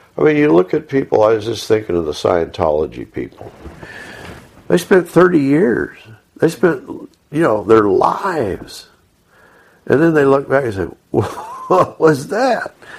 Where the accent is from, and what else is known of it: Texas, United States